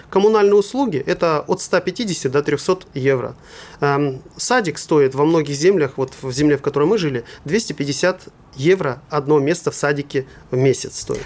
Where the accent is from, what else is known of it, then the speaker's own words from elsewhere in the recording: Russia; moved away; also born or lived in Germany; я русский немец